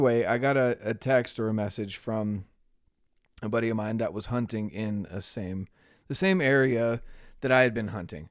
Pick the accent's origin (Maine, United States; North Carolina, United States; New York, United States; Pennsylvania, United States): North Carolina, United States; moved away; I'm from North Carolina originally.